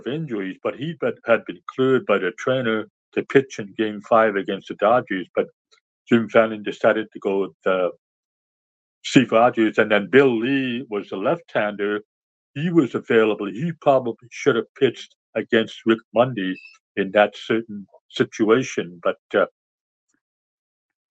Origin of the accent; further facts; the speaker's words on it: near Ottawa, Ontario, Canada; watched the Expos when I was growing up near Ottawa, Canada